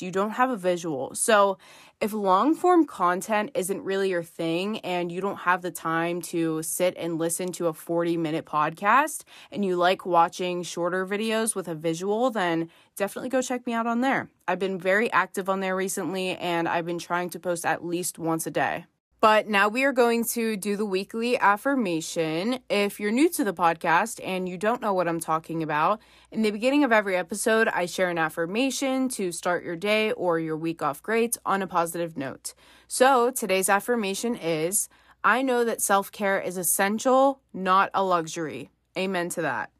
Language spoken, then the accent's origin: English; Pennsylvania, United States; I'm from Pennsylvania